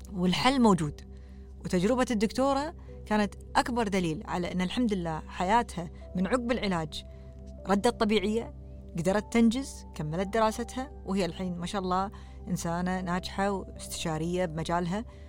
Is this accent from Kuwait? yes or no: yes; Kuwait; also born or lived in Canada; إحنا ككويتيين